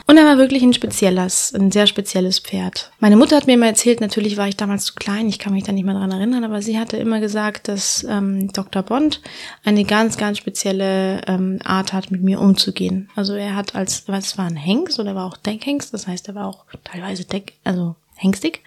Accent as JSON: {"language": "German", "region": "Andalusia", "country": "Spain", "tie": "born or raised there", "moved": "as an adult", "lives_now": "Germany", "said": "Ja, also ich bin in Andalusien aufgewachsen, auf einer wunderschönen Hacienda."}